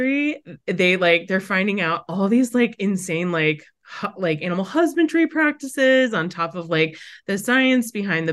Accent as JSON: {"language": "English", "town": "Brookfield", "region": "Wisconsin", "country": "United States", "tie": "born or raised there", "moved": "yes", "lives_now": "New Hampshire, United States", "said": "I am a Wisconsin native. And so I grew up in the Midwest. I have a twin sister, a younger brother, and I grew up in the suburbs of Milwaukee, which Brookfield"}